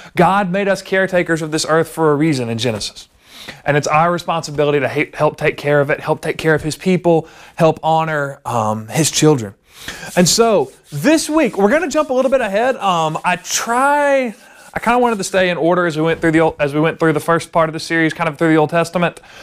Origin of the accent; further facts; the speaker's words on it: the South, United States; growing up in the South in the Bible Belt